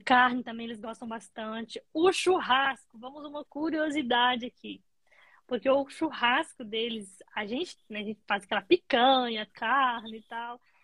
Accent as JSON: {"language": "Portuguese", "region": "Minas Gerais", "country": "Brazil", "moved": "as an adult", "lives_now": "Tasmania, Australia", "said": "Eu sou mineira"}